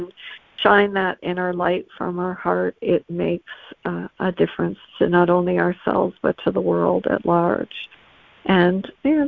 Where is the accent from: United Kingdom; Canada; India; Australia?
Canada; Western Canada; I grew up in Western Canada